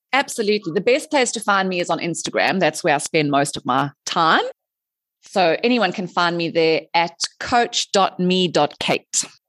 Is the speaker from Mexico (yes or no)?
no; South Africa; moved away as an adult; also born or lived in Dubai; I am originally from South Africa